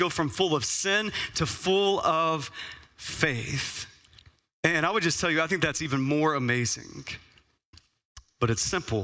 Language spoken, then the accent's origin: English; Texas, United States; now in Phoenix, United States; as a kid growing up in Texas where it was hot